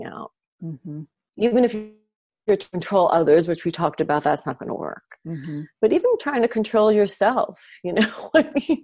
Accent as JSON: {"language": "English", "region": "New York", "country": "United States", "tie": "born or raised there", "moved": "as an adult", "lives_now": "Los Angeles, United States", "said": "It's my hometown"}